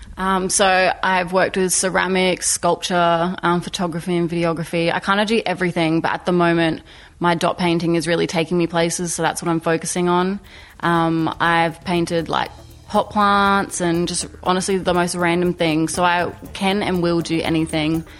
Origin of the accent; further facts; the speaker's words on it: Port Augusta, South Australia, Australia; now in Adelaide, Australia; I'm an Indigenous artist um, who lives in Adelaide. I'm 21 and I'm from Port Augusta.